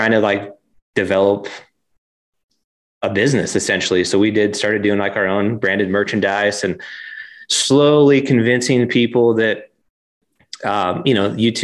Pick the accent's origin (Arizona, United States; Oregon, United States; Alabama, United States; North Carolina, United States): Oregon, United States; just outside of Portland; moved away as an adult; now in Salt Lake City, United States; My wife and I, we grew up in Oregon, just outside of Portland. So spent my whole life there.